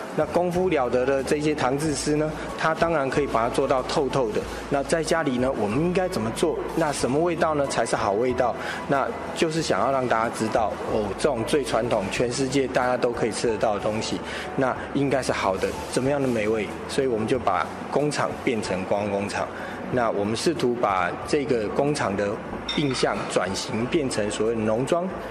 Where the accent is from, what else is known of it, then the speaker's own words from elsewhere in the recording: Yilan County, Taiwan; 是我们宜兰的特产，叫金桔